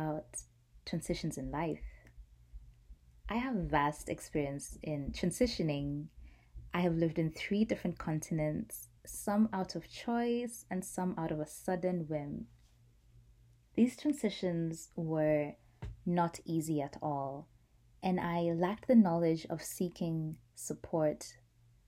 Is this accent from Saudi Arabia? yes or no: no; Nairobi, Kenya; I grew up in Nairobi, Kenya, at that time